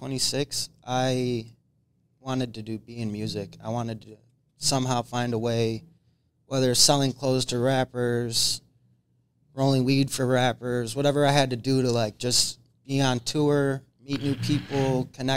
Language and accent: English; Rochester, New York, United States; I'm from Rochester, New York